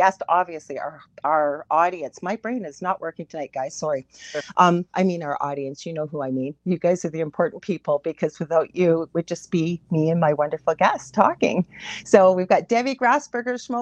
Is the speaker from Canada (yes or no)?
yes; Canada; I am a Canadian clairvoyant medium